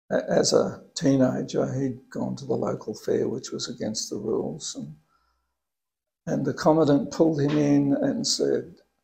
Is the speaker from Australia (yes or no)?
yes; Sydney, New South Wales, Australia; No, I was born in Sydney.